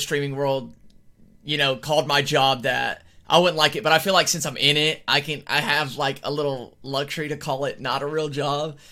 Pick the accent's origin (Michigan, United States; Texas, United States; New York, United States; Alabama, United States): Alabama, United States; I am from Alabama